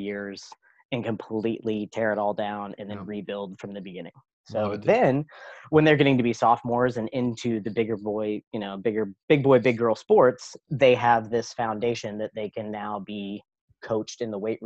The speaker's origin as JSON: {"language": "English", "town": "Kansas City", "country": "United States", "said": "I'm from Kansas City, so we know barbecue"}